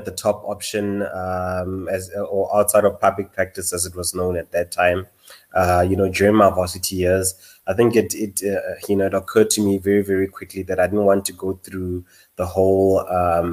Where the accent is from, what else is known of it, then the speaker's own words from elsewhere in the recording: Potchefstroom, North West, South Africa; moved away as an adult; also born or lived in Rustenburg / Johannesburg; born in Rustenburg, but my parents sent me off very, very early on, to Potchefstroom, where I spent the next 12 years in terms of my schooling, attended Potch Boys